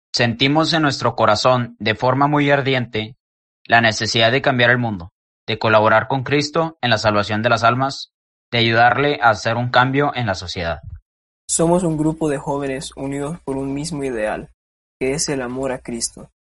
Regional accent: Saltillo, Coahuila, Mexico; soy de Saltillo

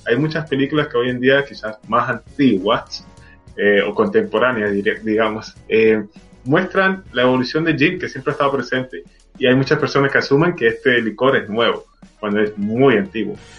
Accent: Venezuela; now in Chile; siendo venezolano

